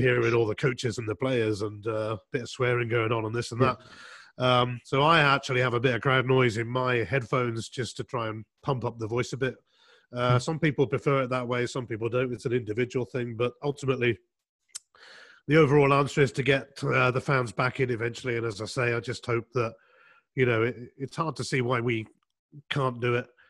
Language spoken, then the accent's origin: English; England, United Kingdom; I was uh, growing up in England